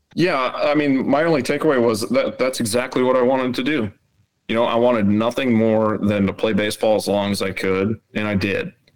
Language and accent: English; Rapid City, South Dakota, United States; moved away as an adult; I grew up in Rapid City